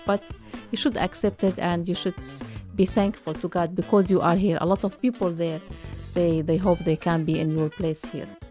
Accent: Syria; moved away as an adult; now in Ottawa, Canada; I'm from Syria. I have been, uh, in Canada

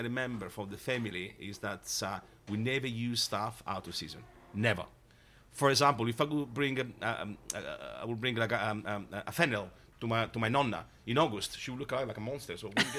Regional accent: Calabria, Italy; Well, the way we grew up in Calabria was quite simple and of course was all about food.

